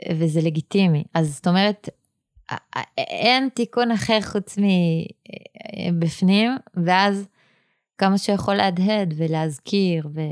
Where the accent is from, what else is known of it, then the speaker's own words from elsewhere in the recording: Jerusalem, Jerusalem District, Israel; ואני נולדתי בה